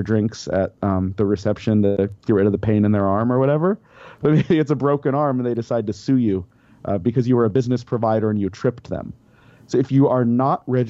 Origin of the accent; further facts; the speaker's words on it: Denver, Colorado, United States; moved away as an adult; I grew up in Denver. I was in Colorado about 25 years